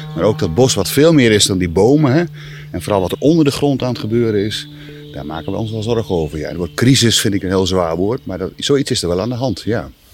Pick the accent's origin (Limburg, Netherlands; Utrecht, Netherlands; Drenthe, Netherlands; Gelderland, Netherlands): Drenthe, Netherlands; near Gees, between Coevorden and Emmen; moved away; also born or lived in Wageningen; Ik ben opgegroeid in Drenthe vlakbij de, wat we toen de boswachterij e Gees uh, eh, noemden, tussen Veen en Emmen